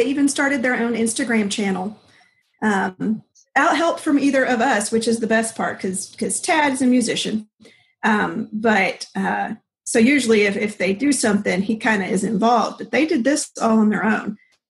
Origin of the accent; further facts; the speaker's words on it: Colombia; So I grew up in Columbia. My parents were Southern Baptist missionaries.